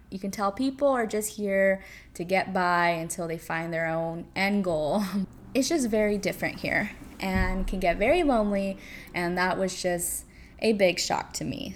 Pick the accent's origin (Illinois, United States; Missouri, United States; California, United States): California, United States; moved away as an adult; now in New York City, United States; back in California, in my little suburb hometown area